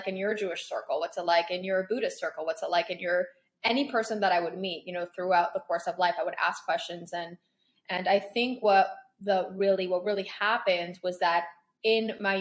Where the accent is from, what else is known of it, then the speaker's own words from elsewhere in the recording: Toronto, Ontario, Canada; moved away as an adult; also born or lived in Paris, France / Crown Heights, New York; now in New Jersey, United States; I was born in Paris. I was raised there until I was 10 years old. Mm-hmm. Then I grew up in Toronto majority of my life. I went to high school there